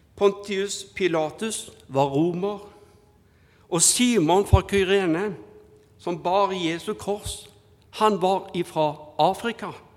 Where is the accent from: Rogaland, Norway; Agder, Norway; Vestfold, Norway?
Rogaland, Norway; Haugesund; now in Bergen, Norway; jeg er fra Haugesund, så er jeg araber